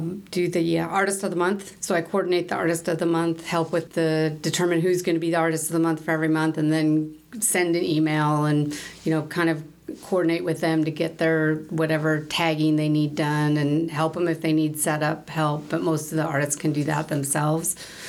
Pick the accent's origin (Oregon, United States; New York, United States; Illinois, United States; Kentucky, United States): Oregon, United States; Portland; moved away as an adult; also born or lived in Salt Lake City, Utah; I grew up in the Portland, Oregon area, actually. I'm the oldest out of 8 kids. So, yeah, good Catholic family.